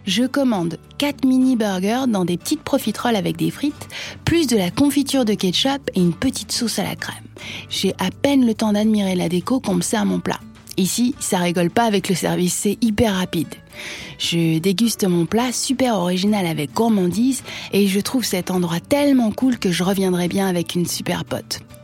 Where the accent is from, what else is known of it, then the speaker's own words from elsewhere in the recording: France; je suis française